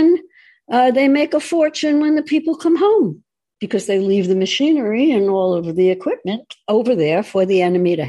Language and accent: English; United States; I'm an American first, and then I'm a Jew. That's the way it works. It is my country